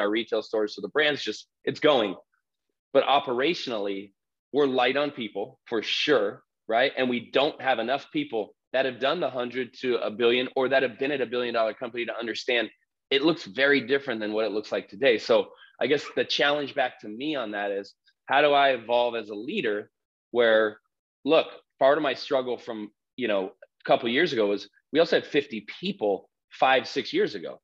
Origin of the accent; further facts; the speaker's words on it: Southern California, United States; we grew up here in Southern California